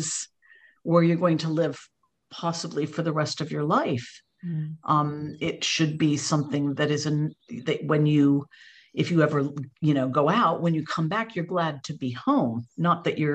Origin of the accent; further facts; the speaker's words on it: United States; accent: American; moved away as an adult; now in United Kingdom; You can probably hear from my voice, I'm American originally, but I have no excuse for still having the accent as I've been here 32 years